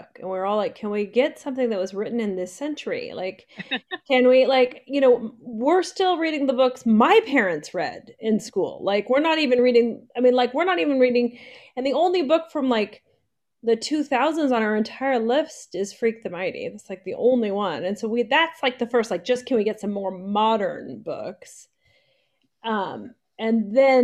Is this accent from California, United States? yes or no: yes; Santa Cruz Mountains, California, United States; now in Glendale, United States; I grew up in the Santa Cruz Mountains in a redwood forest with no TV